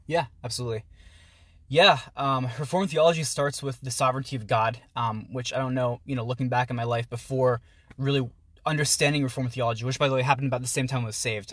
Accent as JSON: {"language": "English", "town": "Pittsburgh", "region": "Pennsylvania", "country": "United States", "tie": "born or raised there", "moved": "as an adult", "lives_now": "Philadelphia, United States", "said": "I grew up in the Pittsburgh area, um, down in Peters Township, and right now I'm a student at the University of Pennsylvania out in Philly"}